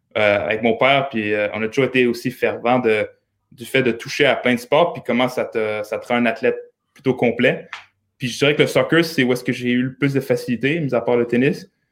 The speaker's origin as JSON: {"language": "French", "town": "L'Ancienne-Lorette", "region": "Quebec", "country": "Canada", "tie": "born or raised there", "also_born_or_lived": "Montreal, Canada", "moved": "yes", "lives_now": "Monaco", "said": "on a déménagé à Québec pour le travail de mon père. Okay. C'est là que j'ai un peu fait mes débuts. Euh, oui, c'est ça, à l'ancienne Lorette où j'ai grandi"}